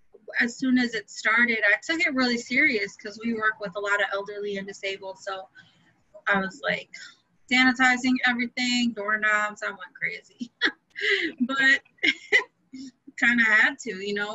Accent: Milwaukee, Wisconsin, United States; born and raised outside Milwaukee. Been here my whole life.

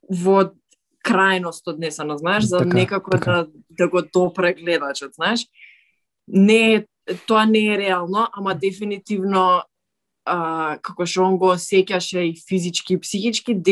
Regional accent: North Macedonia; дека сум од Македонија

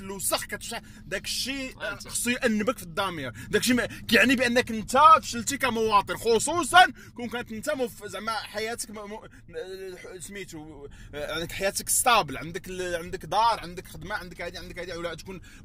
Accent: Morocco; now in United States; عندنا في المغرب

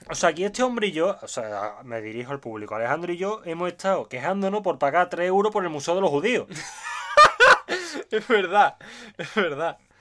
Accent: Seville, Andalusia, Spain; Igual yo vengo de Sevilla, no, vengo de Andalucía y estoy acostumbrado a gente muy simpática

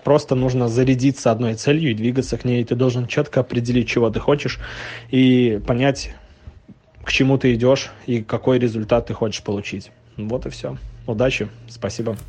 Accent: Novopolotsk, Vitebsk Region, Belarus; now in Minsk, Belarus; Я белорус, живу в Минске, родом из Новополоцка.

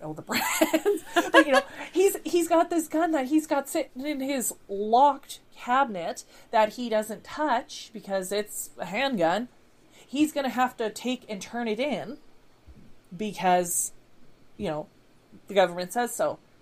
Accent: Canada; I'm a Canadian

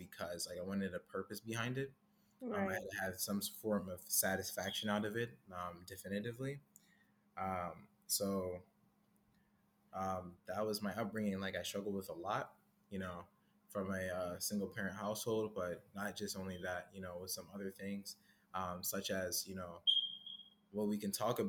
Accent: Jamaica; my Caribbean roots, actually. So I'm Jamaican.

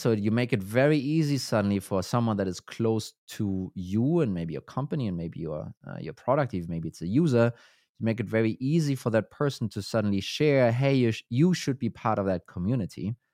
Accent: Germany; now in Denmark; I'm from Germany, Uh, so I'm not native here to Denmark

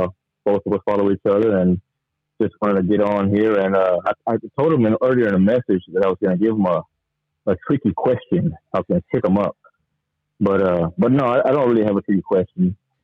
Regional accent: Houston, Texas, United States; I'm from Houston, Texas.

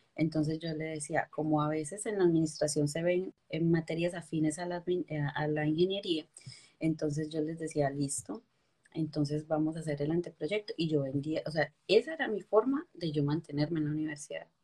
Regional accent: Ulloa, Valle del Cauca, Colombia; moved away as an adult; also born or lived in Armenia, Quindío; yo soy colombiana, yo soy de Armenia Quindío, me crié en un pueblito que se llama Ulloa Valle

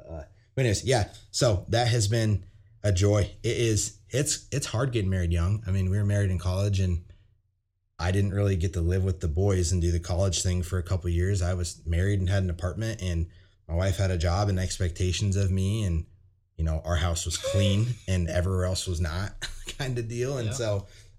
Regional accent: California, United States; But since I'm from California, I didn't really have that, you know, cousin problem or whatever.

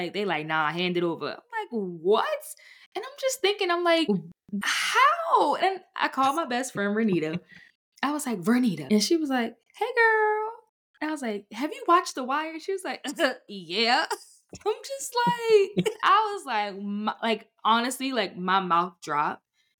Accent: Baltimore, Maryland, United States; because I'm from Baltimore

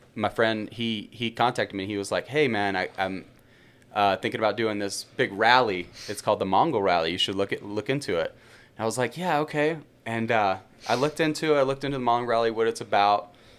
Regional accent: Birmingham, Alabama, United States; moved away as an adult; also born or lived in Yellowstone National Park / Bozeman, Montana; I'm from Birmingham, Alabama originally.

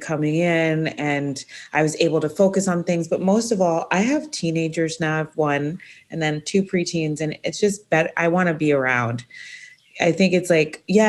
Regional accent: Jamaica; moved away; I was born in Jamaica

